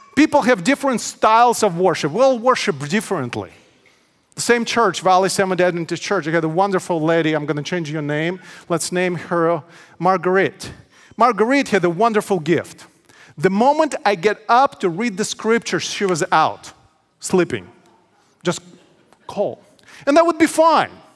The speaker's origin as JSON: {"language": "English", "town": "Odesa", "region": "Odesa Oblast", "country": "Ukraine", "tie": "born or raised there", "also_born_or_lived": "Menifee, California", "moved": "yes", "lives_now": "United States", "said": "my hometown, Odessa, Ukraine."}